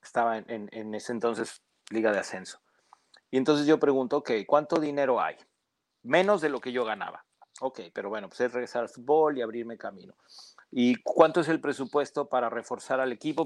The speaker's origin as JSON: {"language": "Spanish", "country": "Mexico", "said": "Como mexicano"}